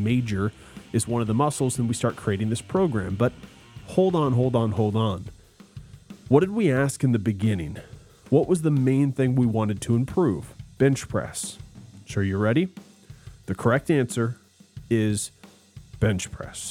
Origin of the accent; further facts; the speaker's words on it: United States; I'm an American, typical American